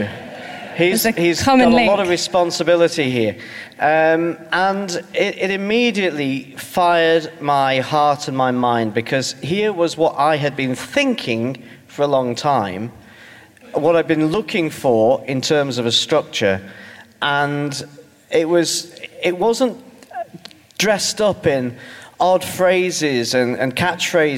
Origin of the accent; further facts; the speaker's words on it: Stoke-on-Trent, West Midlands, United Kingdom; I come from Stoke-on-Trent, which is, for those of you who don't have a grasp of England beyond Watford, is between Birmingham and Manchester